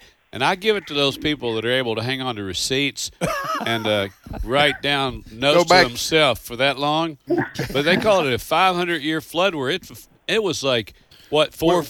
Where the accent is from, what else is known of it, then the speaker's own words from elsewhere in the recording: Kentucky, United States; I'm also from Kentucky